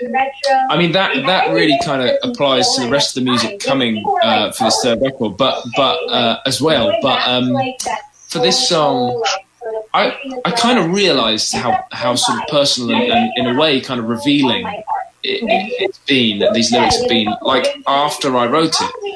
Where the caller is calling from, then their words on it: London, United Kingdom; I'm in North London. I'm at home. I'm in my house in North London.